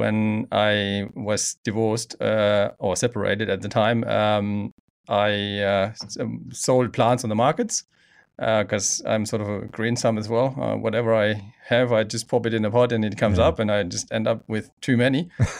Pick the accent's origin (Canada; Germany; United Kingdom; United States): Germany; now in Geraldton, Australia; Well, I immigrated in 2012 from Germany and loved it. Came straight to Geraldton.